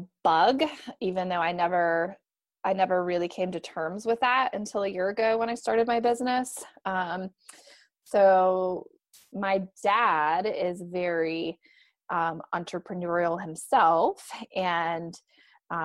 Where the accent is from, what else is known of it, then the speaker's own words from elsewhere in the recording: Michigan, United States; moved away as an adult; now in Raleigh, United States; I'm originally from Michigan